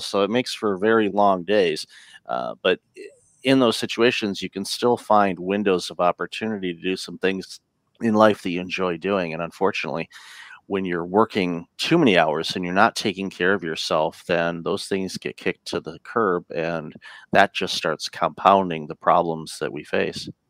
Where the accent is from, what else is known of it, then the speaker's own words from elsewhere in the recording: Detroit, Michigan, United States; moved away as an adult; also born or lived in Windsor, Ontario, Canada; now in Canada; I grew up in the Detroit area and immigrated to Canada in 2004